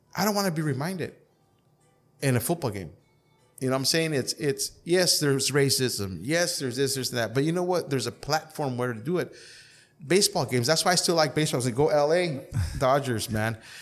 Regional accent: Calexico, California, United States; I was born and raised in Calexico

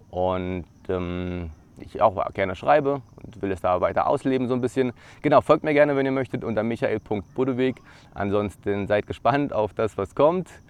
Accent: Brandenburg an der Havel, Brandenburg, Germany; Ich bin aufgewachsen in Brandenburg an der Havel. Das ist äh, eine Stunde ja, von Berlin entfernt, im Land Brandenburg.

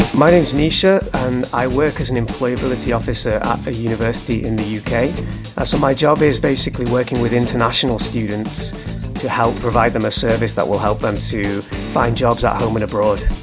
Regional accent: Manchester, North West England, United Kingdom; moved away as an adult; now in Leeds, United Kingdom; I'm from Manchester in the north of England

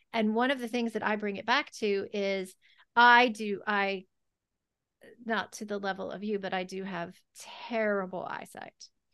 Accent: the South, United States; growing up in the South

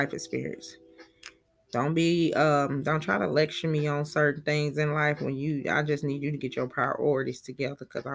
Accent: Talladega, Alabama, United States; accent: country; I'm from Talladega, Alabama

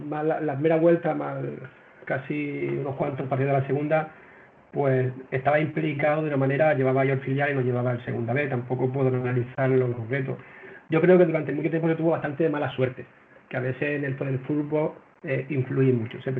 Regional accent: Las Palmas, Canary Islands, Spain; now in Málaga, Spain; yo vengo de Las Palmas, allí ya entrenaba hace bastante tiempo a, un equipo senior y desde hace ya aquí 20 años, desde que estoy viviendo en, Málaga

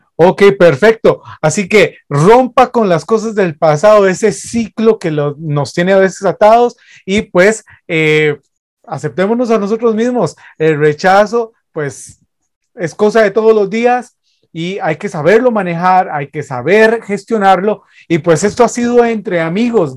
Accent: Costa Rica; nosotros somos de Costa Rica, 506

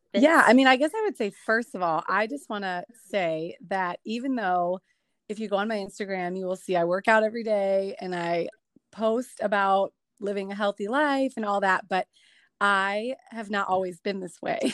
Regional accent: Chicago, Illinois, United States; moved away as an adult; now in Dominican Republic; I'm originally from Chicago

